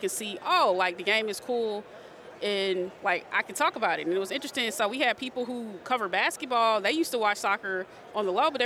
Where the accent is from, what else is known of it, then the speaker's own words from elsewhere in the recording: Atlanta, Georgia, United States; moved away as an adult; also born or lived in Florida / Miami; now in California, United States; I'm from Atlanta, Georgia. I grew up out there, stayed out there